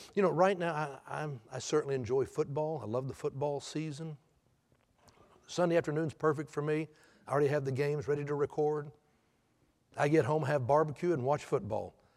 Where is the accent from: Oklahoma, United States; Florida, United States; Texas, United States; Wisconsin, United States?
Texas, United States; Houston; I, I grew up in Houston